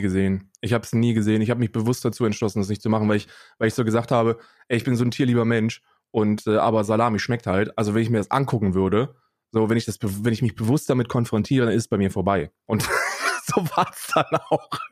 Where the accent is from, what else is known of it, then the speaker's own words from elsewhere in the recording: Germany; ich bin in Deutschland aufgewachsen